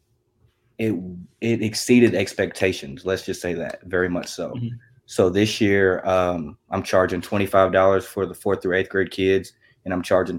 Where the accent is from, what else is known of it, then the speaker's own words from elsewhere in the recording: Russellville, Kentucky, United States; I'm from Russellville, Kentucky